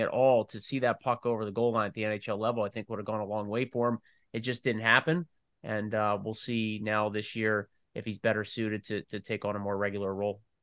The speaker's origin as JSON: {"language": "English", "town": "Philadelphia", "region": "Pennsylvania", "country": "United States", "tie": "born or raised there", "moved": "yes", "lives_now": "Minnesota, United States", "said": "where I grew up in Philly"}